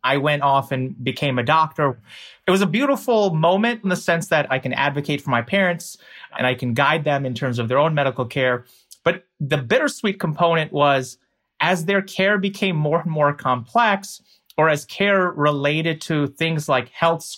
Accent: United States; I'm an American

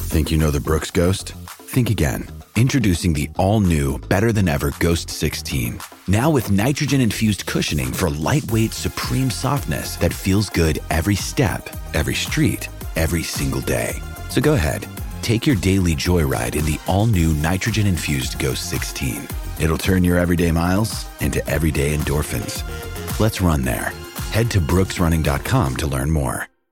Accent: Pescara area, Abruzzo, Italy; Pescara, eh, dalle mie parti

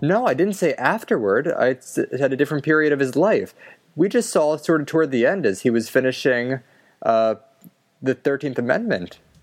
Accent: Philadelphia, Pennsylvania, United States; I'm from Philadelphia

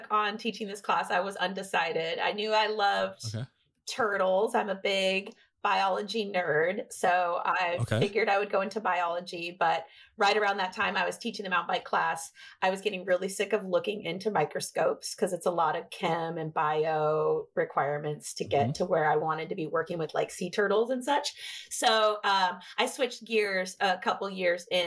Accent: Washington, United States; also born or lived in Texas; I was actually born and raised here in Washington

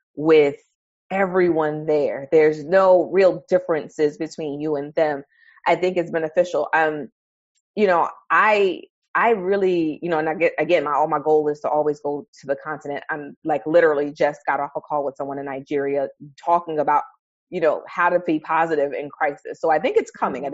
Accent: New York City, New York, United States; I grew up in Harlem, New York

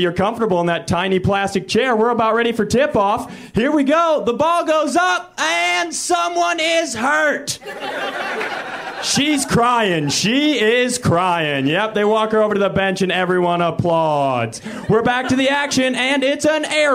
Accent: Minnesota, United States; moved away; I'm from Minnesota

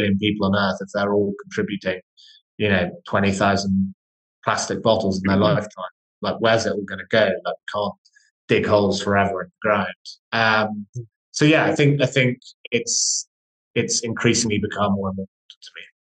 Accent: Scotland, United Kingdom; now in London, United Kingdom; I grew up in fact, both my business partner and I grew up in Scottish countryside. So despite the lack of accent, so we kind of have a bit of an appreciation for the nature.

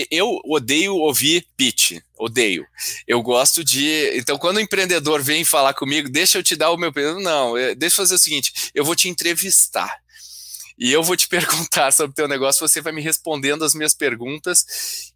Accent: Rio Grande do Sul, Brazil; eu como gaúcho

